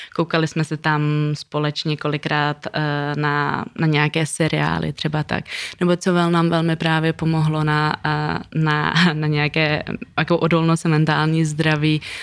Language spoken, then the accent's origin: Czech; Czechia; also born or lived in Kabul, Afghanistan; jsme z Československa